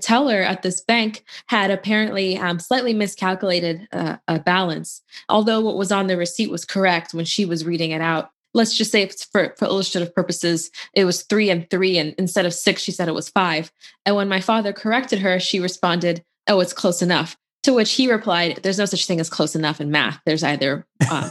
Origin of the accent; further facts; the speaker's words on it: Louisville, Kentucky, United States; I grew up in Louisville, Kentucky, which is a really nice town